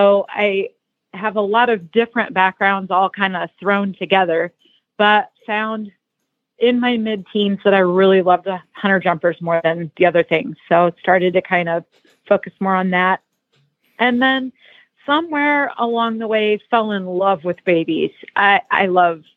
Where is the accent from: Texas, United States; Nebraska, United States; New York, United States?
Nebraska, United States; now in Wellington, United States; I grew up in Nebraska, of all places